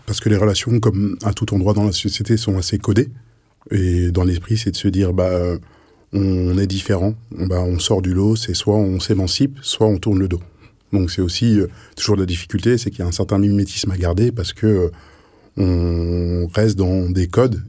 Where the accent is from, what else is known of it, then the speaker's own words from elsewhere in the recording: France; je suis né ici, j'ai mon histoire en France